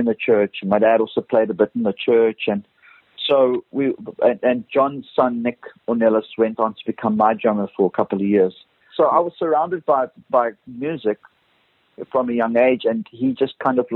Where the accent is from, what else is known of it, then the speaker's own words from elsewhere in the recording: Cape Town, Western Cape, South Africa; now in Cape Town, South Africa; Growing up in Brackenfell in the northern suburbs of Cape Town